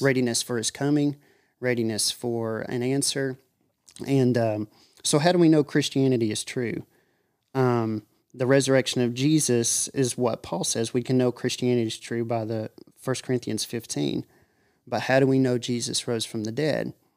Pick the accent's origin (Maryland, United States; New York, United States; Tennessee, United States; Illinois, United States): Tennessee, United States; Monroe County; I live in Tulco Plains, Tennessee, and, uh, born and raised in Monroe County.